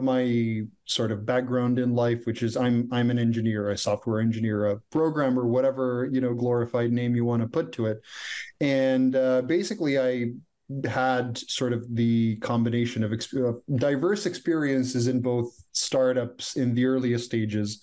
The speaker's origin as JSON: {"language": "English", "country": "Croatia", "tie": "born or raised there", "also_born_or_lived": "Silicon Valley", "second_language": "English", "moved": "as an adult", "lives_now": "Canada", "said": "Croatia is my home country"}